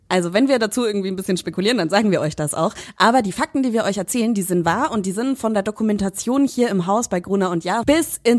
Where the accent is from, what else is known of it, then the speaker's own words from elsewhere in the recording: Bavaria, Germany; mein Papa ist Amerikaner und ich bin in Franken aufgewachsen. Und ich glaube, mein Hirn hat das einfach nicht hinbekommen Deutsch, Englisch und Fränkisch noch zu sprechen.